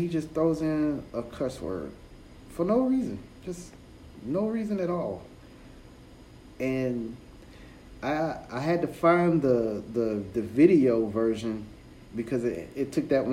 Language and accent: English; United States; I'm an American